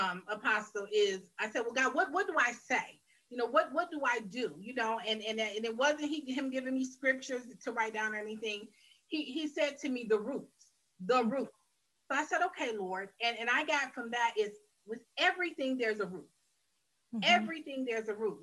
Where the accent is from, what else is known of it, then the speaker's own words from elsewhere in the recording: Detroit, Michigan, United States; I am originally from Detroit, Michigan, raised here